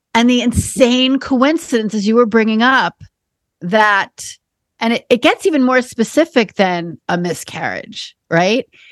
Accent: New York, United States; I'm a born and bred New Yorker

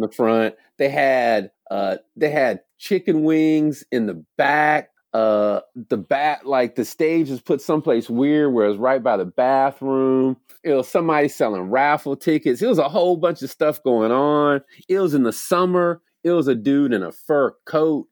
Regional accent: the South, United States; moved away as an adult; also born or lived in Kenya; now in Ithaca, United States; I'm forty-four, I grew up in the South

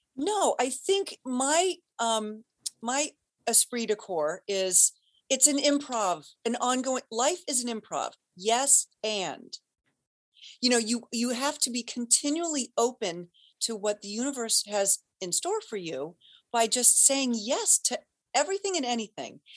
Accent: Cincinnati, Ohio, United States; moved away as an adult; now in Boston, United States; born and raised in Cincinnati, Ohio

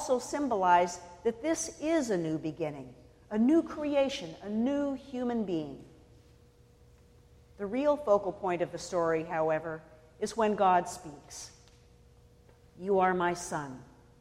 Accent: California, United States; I was born and raised in California, I belong to my Scottish-Canadian family, too

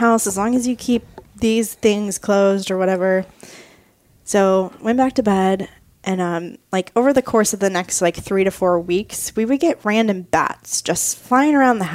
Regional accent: Florida, United States; I grew up in Florida

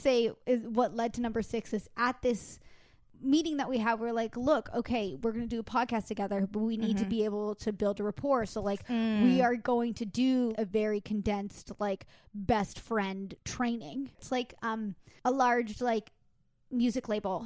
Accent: Los Angeles, California, United States; moved away; I'm from Los Angeles

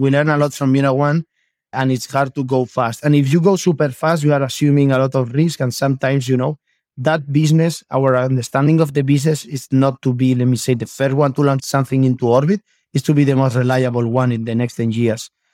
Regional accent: Elche, Valencian Community, Spain; English is a second language; I am from Spain. I am from Elche

